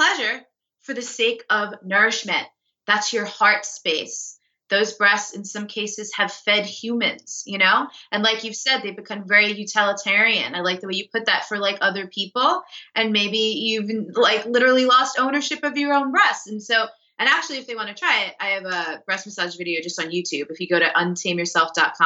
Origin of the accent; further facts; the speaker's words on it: New York City, New York, United States; I'm a New Yorker, like, I'm a fast paced East Coast type of person